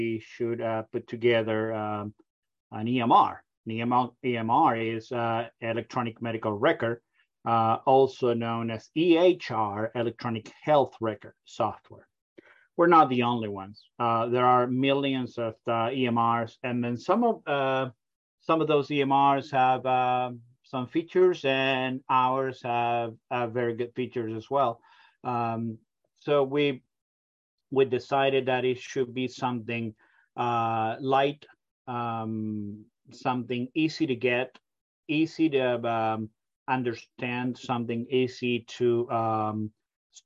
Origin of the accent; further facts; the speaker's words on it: Argentina; English is a second language; moved away as an adult; now in United States; You can probably pick up my accent. I come from a very far away country, from Argentina.